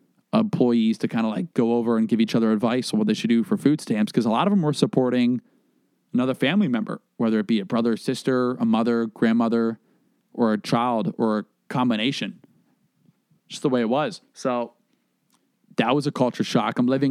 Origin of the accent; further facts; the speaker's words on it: the South, United States; I was like, yeah, you know, I'm from the South.